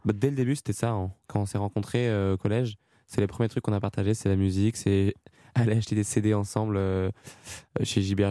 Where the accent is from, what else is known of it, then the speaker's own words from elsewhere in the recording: France; accent: French accent; même si on jante anglais, qu'on est français